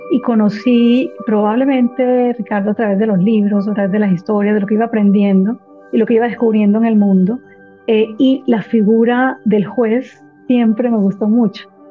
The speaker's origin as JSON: {"language": "Spanish", "town": "Barranquilla", "region": "Atlántico", "country": "Colombia", "tie": "born or raised there", "moved": "as an adult", "lives_now": "Washington, United States", "said": "Soy barranquillera, nací, crecí eh, en Barranquilla, mis padres ambos barranquilleros."}